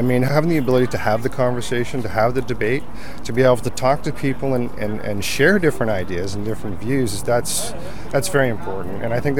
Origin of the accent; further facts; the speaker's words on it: Canada; I was born and raised in Canada